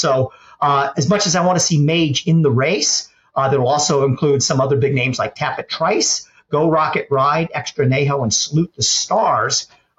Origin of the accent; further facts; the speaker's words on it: Monmouth Park, New Jersey, United States; my hometown track, just a couple miles from my house, beautiful Monmouth Park